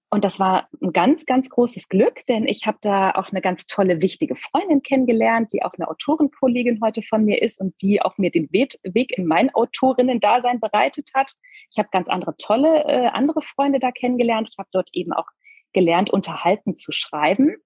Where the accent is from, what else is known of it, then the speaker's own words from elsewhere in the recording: small town near Koblenz, Rhineland-Palatinate, Germany; ich bin in Rheinland-Pfalz zur Schule gegangen